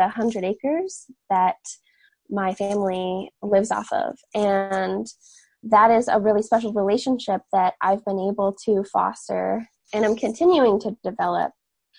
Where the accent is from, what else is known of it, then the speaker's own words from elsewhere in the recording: Catskill Mountains, upstate New York, United States; I was born and raised in the Catskill Mountains in upstate New York